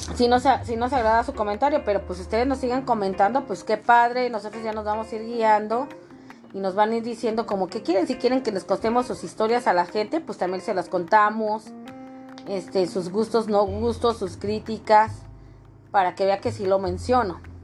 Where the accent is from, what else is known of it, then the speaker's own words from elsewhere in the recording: northern Mexico, Mexico; como buena mexicana